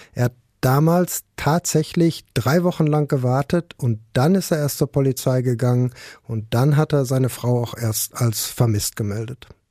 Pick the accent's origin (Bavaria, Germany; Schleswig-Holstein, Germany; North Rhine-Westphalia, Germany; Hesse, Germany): North Rhine-Westphalia, Germany; Ruhr area; hier bei uns im Ruhrgebiet